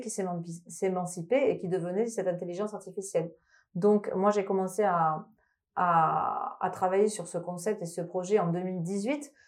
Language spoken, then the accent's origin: French; Toulouse, Occitania, France; moved away; je viens de Toulouse, donc je suis toulousaine, peut peut-être entendre une petite sonorité dans, dans les intonations